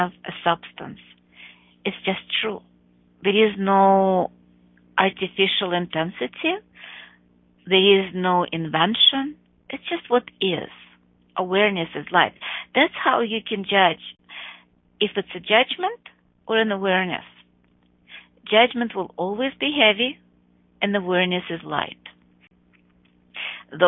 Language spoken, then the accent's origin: English; Chicago, Illinois, United States; my hometown, Chicago